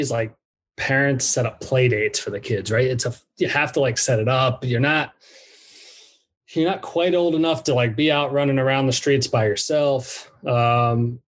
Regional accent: New York, United States; born there; also born or lived in Dallas, United States / Orange County, United States; I was born in New York, uh, and then I went to Dallas, Texas, and then I went to Orange County, California. Pretty much two years in each place, uh, and then second grade we relocated back east.

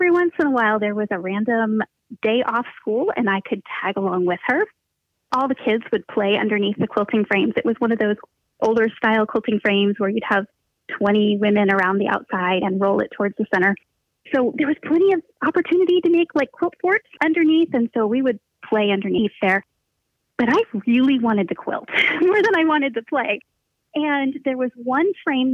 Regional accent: just outside Philadelphia, southeast Pennsylvania, United States; moved away as an adult; now in southwest Missouri, United States; I was born in Pennsylvania, southeast Pennsylvania, and we moved around quite a little bit when I was really little and then settled back in the same area of Pennsylvania, just outside Philadelphia. And that's basically where I went to school. So that's kind of where I was raised

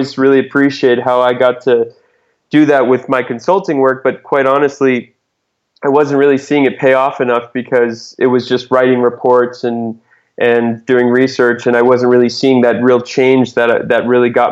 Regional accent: Southern Massachusetts, United States; moved away as an adult; also born or lived in Chile / New Zealand / Australia / Boston; now in Sao Paulo, Brazil; I'm actually from New England. I grew up in Southern Massachusetts.

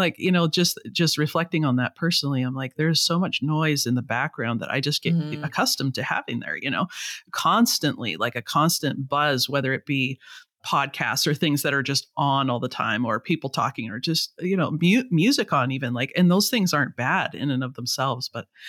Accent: Vancouver, British Columbia, Canada; So I'm from Vancouver in the west coast of Canada.

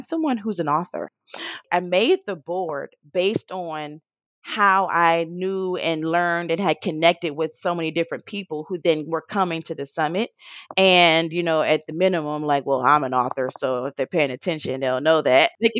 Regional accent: Detroit, Michigan, United States; I'm from Detroit

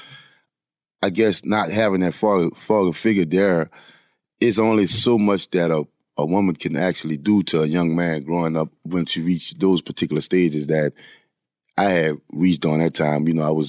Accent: Louisiana, United States; I was the elder of five other siblings. My mother had six children. I mean, we grew up poor in a poor neighborhood.

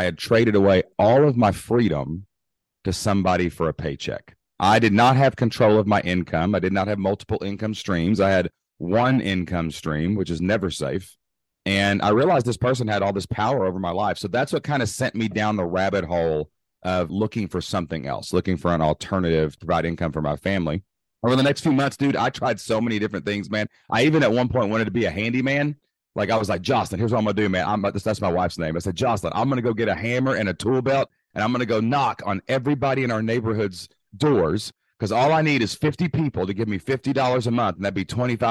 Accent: Southeast Kentucky, United States; I'm actually from Kentucky, Southeast Kentucky, born and raised, remained today.

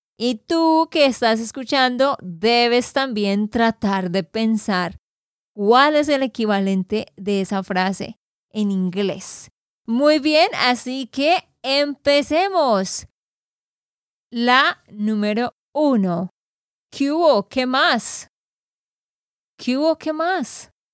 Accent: Santander, Colombia; de Santander, Colombia

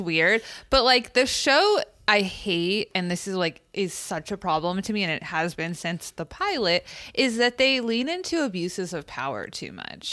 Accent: California, United States; we're from California

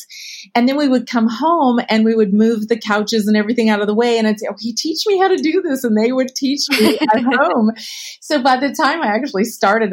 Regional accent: California, United States; I grew up in California.

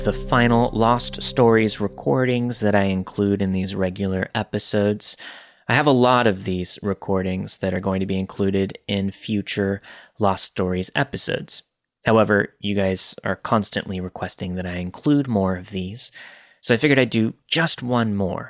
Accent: Ripley, Mississippi, United States; Back in 2010, I was still living in my hometown of Ripley, Mississippi. This is a very small town of around 4,000 people.

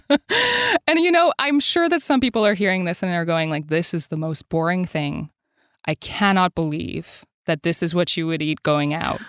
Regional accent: Montreal, Quebec, Canada; I grew up in Montreal

